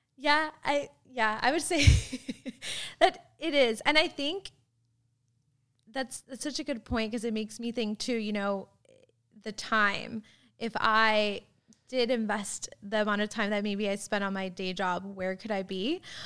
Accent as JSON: {"language": "English", "region": "Florida", "country": "United States", "tie": "born or raised there", "moved": "yes", "lives_now": "Tulsa, United States", "said": "I grew up in Florida"}